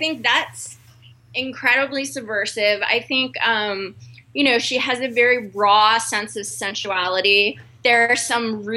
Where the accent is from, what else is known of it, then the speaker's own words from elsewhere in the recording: Texas, United States; now in New York, United States; I'm Jewish, I'm from Texas, I live in New York